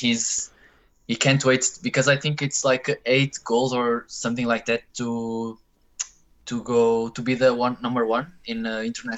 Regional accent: Porto, Norte, Portugal; moved away as an adult; now in Denmark; So I'm from Portugal, from a city named Porto

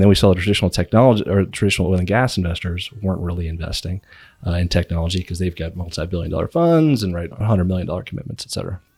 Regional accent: Virginia, United States; moved away as an adult; now in Houston, United States; I grew up in Virginia, stumbled down to Houston

